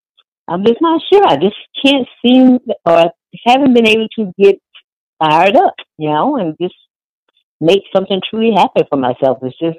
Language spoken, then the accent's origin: English; Houston, Texas, United States; now in Portland, United States; I live in Portland now. I'm originally from Houston.